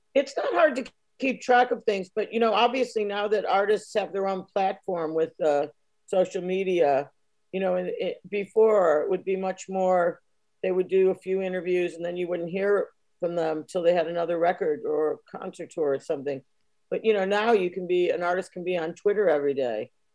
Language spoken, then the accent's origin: English; United States; moved away; being American